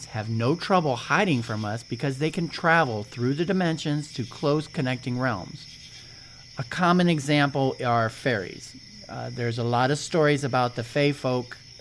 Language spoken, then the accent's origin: English; Ohio, United States; I'm from Ohio